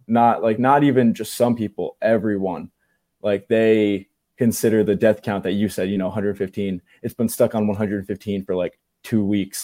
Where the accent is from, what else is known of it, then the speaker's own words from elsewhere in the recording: New Jersey, United States; I'm from New Jersey